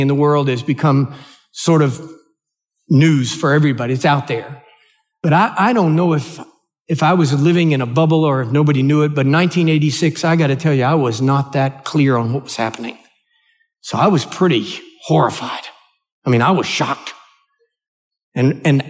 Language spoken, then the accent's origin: English; United States; I'm an American.